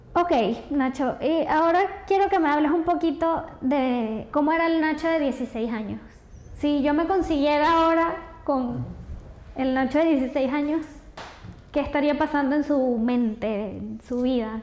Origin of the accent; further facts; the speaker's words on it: Venezuela; soy venezolana